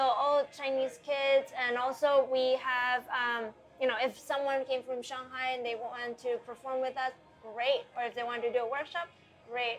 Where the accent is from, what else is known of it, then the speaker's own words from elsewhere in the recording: Costa Rica; now in Taiwan; born and raised in Costa Rica, yeah. Taiwanese by blood